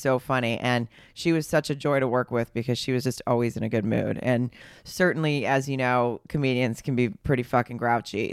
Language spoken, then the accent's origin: English; Arkansas, United States; now in Los Angeles, United States; I grew up in Arkansas